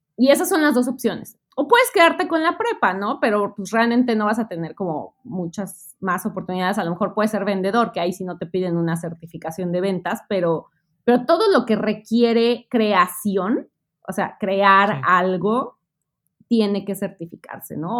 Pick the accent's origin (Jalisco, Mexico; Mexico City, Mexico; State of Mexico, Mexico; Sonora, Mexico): Mexico City, Mexico; moved away as an adult; now in Melbourne, Australia; yo soy mexicana del Distrito Federal, extinto Distrito Federal, ahora Ciudad de México